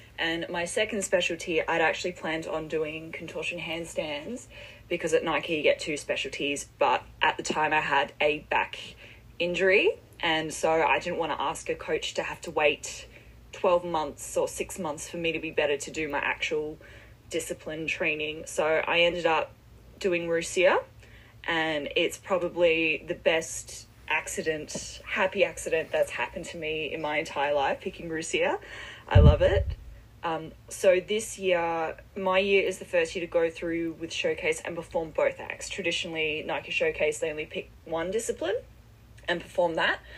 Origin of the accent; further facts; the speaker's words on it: Perth, Western Australia, Australia; now in Melbourne, Australia; I'm originally from Western Australia, and in my hometown in Perth